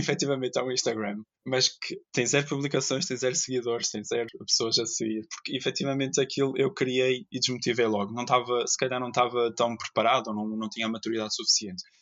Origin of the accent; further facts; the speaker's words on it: Ponta Delgada, Azores, Portugal; moved away as an adult; also born or lived in Terceira, Azores; now in Porto, Portugal; Sou natural dos Açores, que é uma terra linda de morrer. Eh, nasci na terceira, mas aos dois anos fui para São Miguel. E desde 2013 que vivo no Porto.